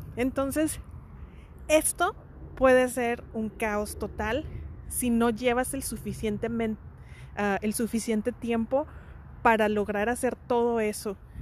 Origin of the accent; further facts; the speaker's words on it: Mexico; somos mexicanos